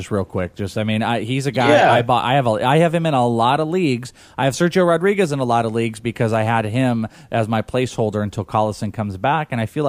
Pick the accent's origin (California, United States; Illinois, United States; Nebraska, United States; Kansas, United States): California, United States; Bay Area; I'm from the Bay Area. I'm originally from the Bay.